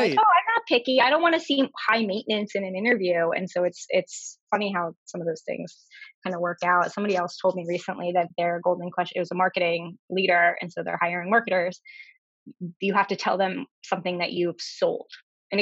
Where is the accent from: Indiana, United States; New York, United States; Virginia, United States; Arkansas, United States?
Virginia, United States; Northern; moved away as an adult; now in Boston, United States; I am from Virginia. I grew up right outside DC in Northern Virginia, and now okay. I live in Boston.